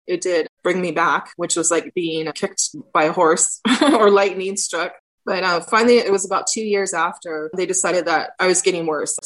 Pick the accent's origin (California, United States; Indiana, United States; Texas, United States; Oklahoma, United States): California, United States; Iipay Nation of Santa Ysabel, San Diego County; I'm from the Ipai Nation of San Isabel. My tribe is located in the mountains of San Diego